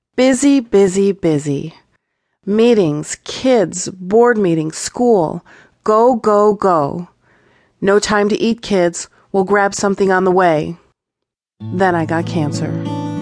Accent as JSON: {"language": "English", "town": "Chicago", "region": "Illinois", "country": "United States", "tie": "born or raised there", "said": "I grew up in Chicago, and in eighth grade, we moved to the suburbs"}